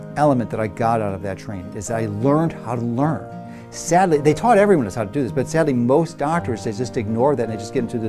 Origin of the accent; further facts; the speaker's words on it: Chicago, Illinois, United States; I grew up in Chicago